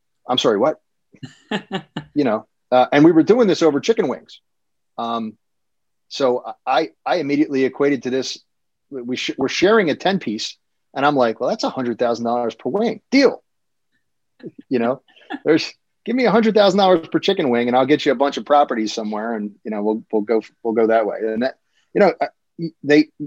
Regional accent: Philadelphia, Pennsylvania, United States; moved away as an adult; now in Cinnaminson, United States; I grew up in Philly as a kid

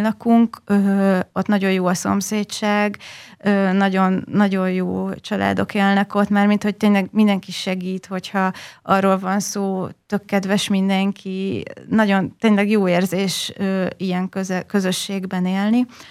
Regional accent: Hosszúhetény, Baranya, Hungary; also born or lived in Budapest / Pécs; én hosszú egy nőttem fel

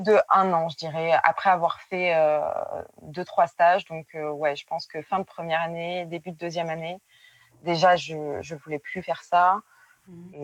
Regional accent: Périgueux, Nouvelle-Aquitaine, France; moved away as an adult; now in Bordeaux, France; je viens de Périgueux et j'habite à Bordeaux depuis 7-8 euh, ans

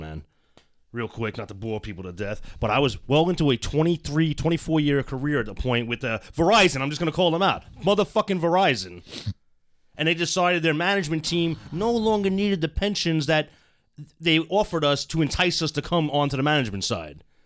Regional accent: United States; as an American

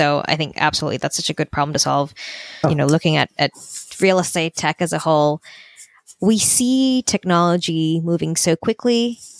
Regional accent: Australia; moved away as an adult; now in Vancouver, Canada; I'm from Australia, moved to Vancouver

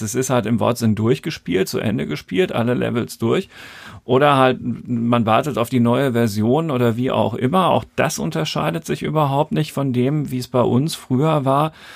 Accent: Germany; Bei uns in Deutschland

